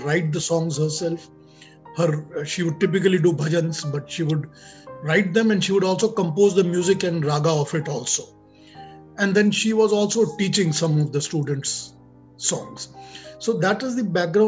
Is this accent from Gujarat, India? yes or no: no; Kolkata, West Bengal, India; moved away; I was born and brought up in Calcutta